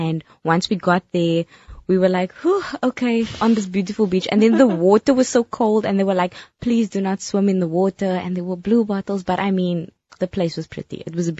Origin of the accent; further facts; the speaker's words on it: Cape Town, Western Cape, South Africa; I'm from Cape Town